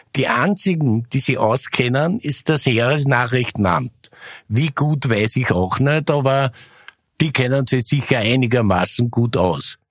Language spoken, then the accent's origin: German; Austria; Ich bin nämlich auch aus Österreich